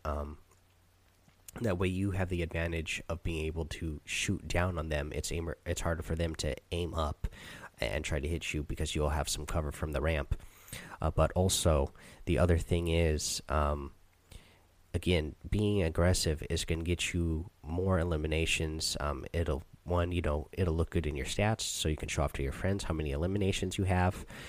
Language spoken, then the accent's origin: English; Seattle, Washington, United States; I'm actually from Seattle